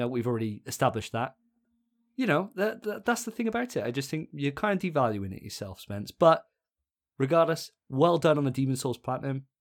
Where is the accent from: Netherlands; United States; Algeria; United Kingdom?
United Kingdom; Welsh, Wales; I'm a Welsh boy